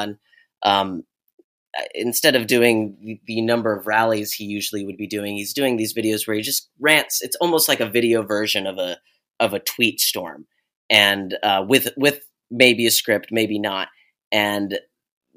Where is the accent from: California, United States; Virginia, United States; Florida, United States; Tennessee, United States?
California, United States; Bay Area; I grew up in the Bay Area